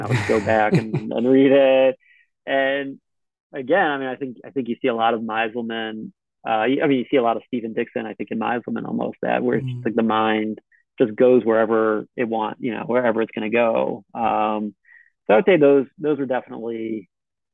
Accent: Israel; moved away as an adult; also born or lived in United States; I'm from Israel

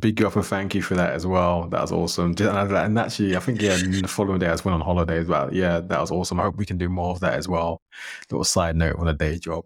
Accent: London, United Kingdom; I grew up in London

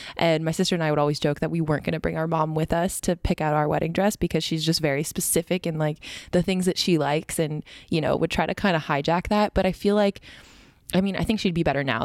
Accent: Canada; moved away as an adult; also born or lived in Connecticut; growing up in Canada my whole life

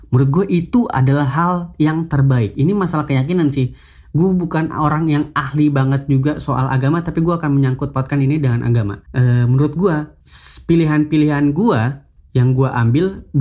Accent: Makassar, South Sulawesi, Indonesia; Gue gak perlu datang ke kota gue sendiri misalnya di Makassar. Saya itu orang Makassar

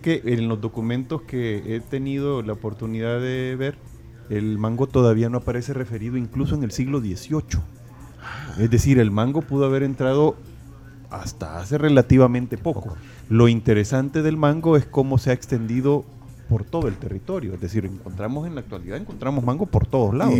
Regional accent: El Salvador; somos como salvadoreños

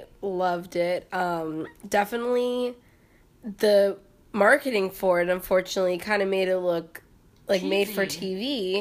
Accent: Florida, United States; also born or lived in Thomasville, North Carolina; Yeah, Thomasville, North Carolina, but we moved to Florida, like, a few months after, so. Wow. That's why I always say I just grew up in Florida.

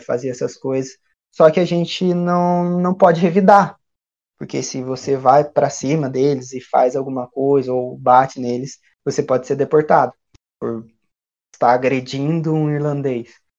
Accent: Brazil; also born or lived in Dublin, Ireland; Nós somos brasileiros

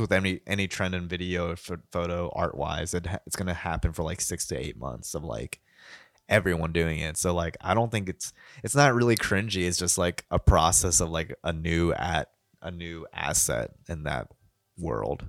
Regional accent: Kentucky, United States; accent: Kentucky; my Kentucky accent

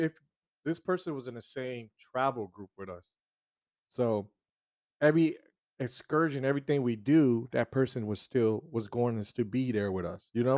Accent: South Florida, United States; I'm already from South Florida

